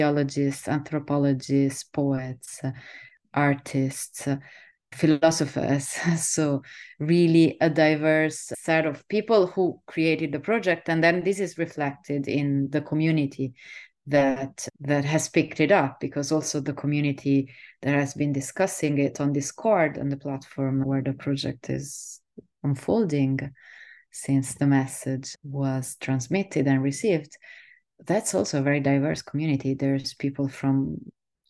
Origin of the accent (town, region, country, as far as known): Southern Italy, Italy; moved away as an adult; also born or lived in Netherlands